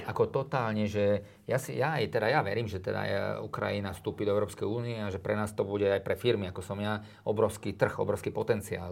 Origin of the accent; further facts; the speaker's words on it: Drietoma, Trenčín Region, Slovakia; tam som ja vlastne vyrastal, ja som sa narodil v Trenčíne a chodím na tie Biele Karpaty